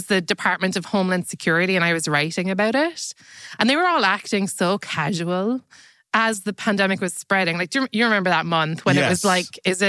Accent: Munster, Ireland; there's not like many boasts I can say about my hometown. They're all very sad. Like, it was the last place Titanic stopped.

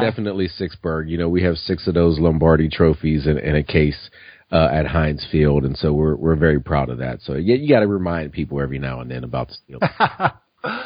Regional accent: Pittsburgh, Pennsylvania, United States; I'm born and raised in Pittsburgh

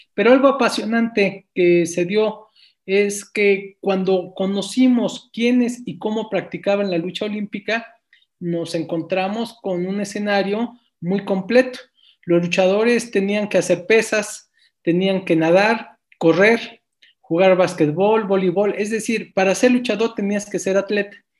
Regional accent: Mexico City, Mexico; nosotros nacimos en la Colonia Guerrero

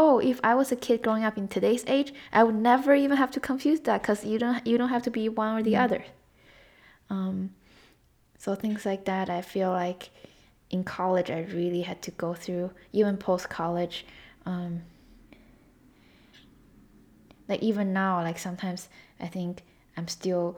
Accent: China; moved away; growing up in China and then living here

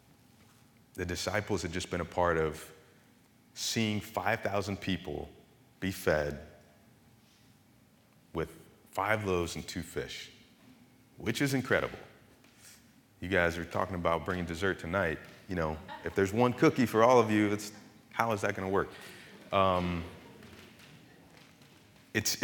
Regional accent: Marionville, Missouri, United States; moved away as an adult; also born or lived in Virginia; I was actually born in Missouri, a town called Marionville

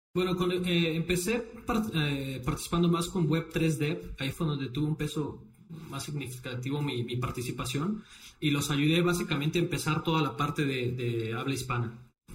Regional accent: Mexico; moved away as an adult; also born or lived in Brazil / Playa del Carmen, Mexico / Shenzhen, China; yo estudié relaciones internacionales en Brasil. Eh, cuando me regresé a México

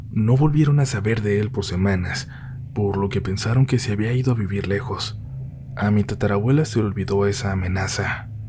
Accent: Navolato, Sinaloa, Mexico; Nosotros somos de Nabolato, Sinaloa, y hace ya varios años se contaban muchas historias sobre brujos, brujas y nahuales

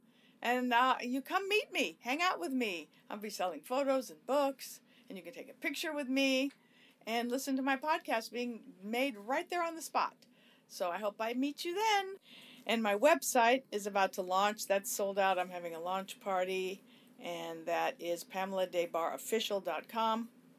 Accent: Hollywood, California, United States; That's about my liaisons with rock stars and just growing up in Hollywood and the Sunset Strip and all my deep thoughts and diary entries and everything.

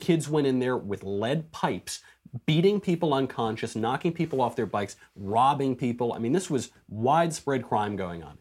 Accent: New York, United States; I'm a New Yorker.

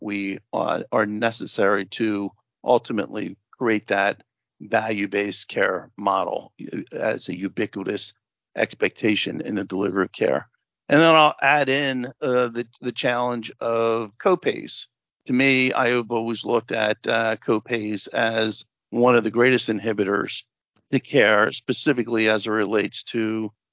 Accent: New Jersey, United States; I come from New Jersey

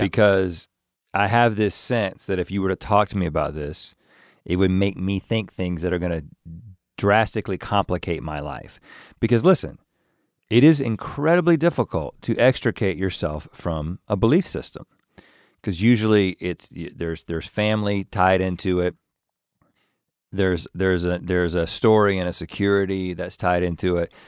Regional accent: North Carolina, United States; accent: Southern; moved away; We're not ashamed to be from North Carolina. Like, we are proud to be from North Carolina

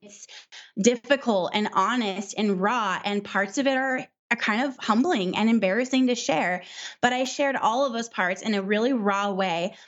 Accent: Southern California, United States; also born or lived in Midwest; we're from Southern California, so it's really, really expensive here

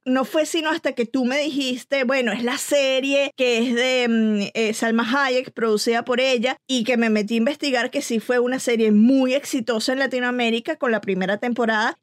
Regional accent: Venezuela; como venezolana vengo de un país en donde se, se produjeron muy buenas novelas

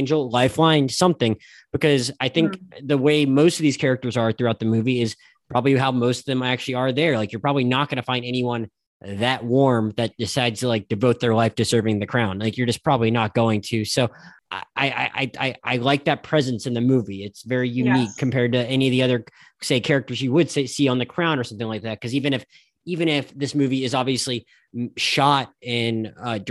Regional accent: United States; I'm just an American

